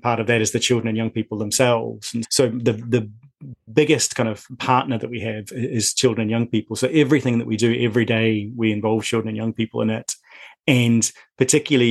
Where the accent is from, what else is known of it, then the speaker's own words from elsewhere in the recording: lower North Island, New Zealand; moved away as an adult; now in Scotland, United Kingdom; I grew up, as you may tell from my accent, in New Zealand. And so I grew up in fairly rural New Zealand in the lower North Island.